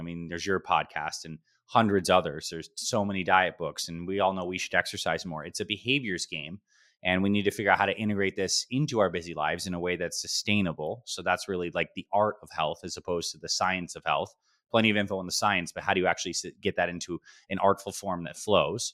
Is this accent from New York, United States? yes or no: yes; Syracuse, New York, United States; now in Scottsdale, United States; I was born in upstate New York, Syracuse, New York